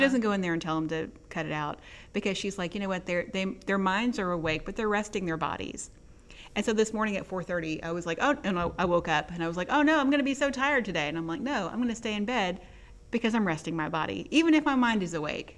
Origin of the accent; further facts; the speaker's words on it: Texas, United States; now in Mississippi, United States; I grew up in Texas